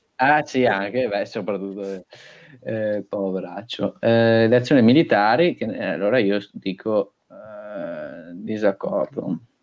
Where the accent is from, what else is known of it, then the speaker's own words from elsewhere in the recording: Sossano, Veneto, Italy; se io sono nato a Sossano, se io sono nato in Italia